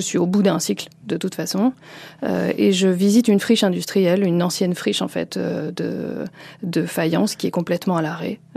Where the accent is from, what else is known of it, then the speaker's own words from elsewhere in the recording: Lille, Hauts-de-France, France; moved away; je suis originaire du Nord, hein, je suis née à Lille